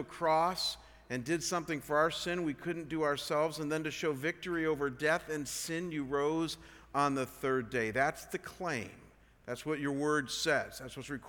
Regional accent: Cleveland, Ohio, United States; moved away as an adult; Before I came here, I was at a church just out of Cleveland, Ohio, my hometown, called Chagrin Falls

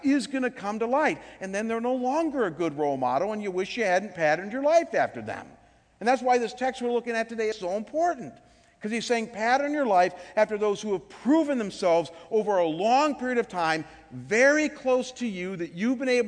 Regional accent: Cleveland, Ohio, United States; my hometown in Cleveland

